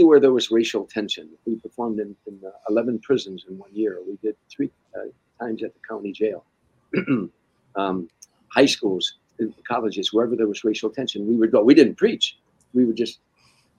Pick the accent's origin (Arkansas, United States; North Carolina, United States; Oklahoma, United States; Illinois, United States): Illinois, United States; Harvey; now in California, United States; Harvey, Illinois, where I grew up at, my hometown in the south side of Chicago